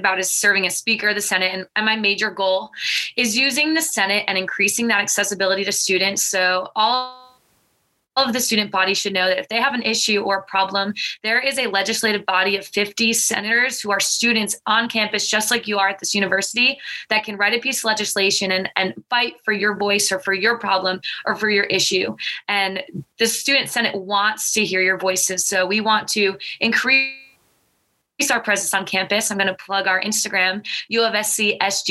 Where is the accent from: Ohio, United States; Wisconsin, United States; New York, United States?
New York, United States; Long Island; I am a junior from Long Island, New York